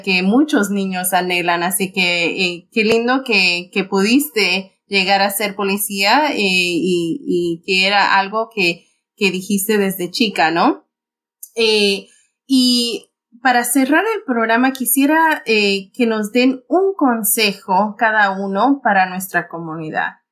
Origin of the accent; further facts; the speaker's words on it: Bolivia; porque yo también soy boliviana y, nos orgullece mucho de, tener esa diversidad